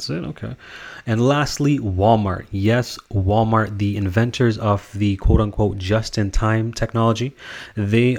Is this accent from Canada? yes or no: yes; Canada; I'm Canadian.